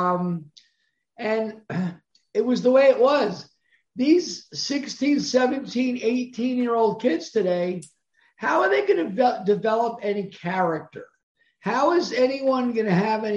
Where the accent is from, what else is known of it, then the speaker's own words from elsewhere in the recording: Cranford, New Jersey, United States; moved away; I grew up in Central Jersey, Cranford, New Jersey